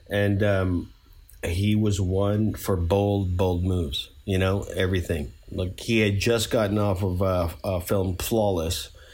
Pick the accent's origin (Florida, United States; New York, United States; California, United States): New York, United States; we're both from New York